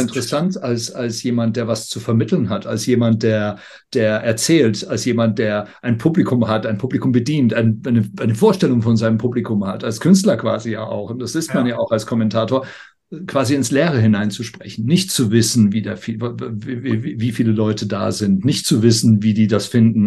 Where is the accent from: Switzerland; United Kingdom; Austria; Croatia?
United Kingdom; moved away; als ich aufgewachsen bin in Großbritannien